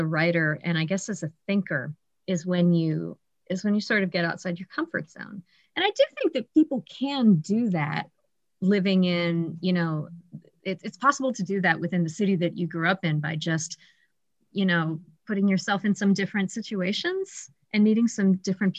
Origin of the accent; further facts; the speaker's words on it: Columbus, Ohio, United States; moved away as an adult; also born or lived in Cleveland, Ohio / Oregon; now in Michigan, United States; I grew up in Ohio